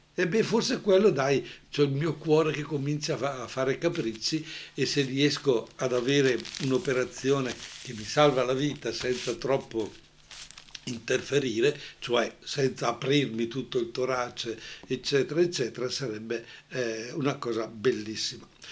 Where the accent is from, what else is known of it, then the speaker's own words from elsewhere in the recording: Brescia area, Lombardy, Italy; accent: Brescian; al nostro dialetto bresciano